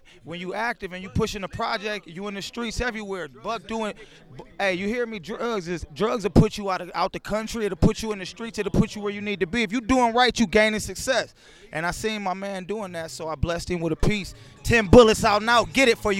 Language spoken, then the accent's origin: English; Toledo, Ohio, United States; we from Toledo, Ohio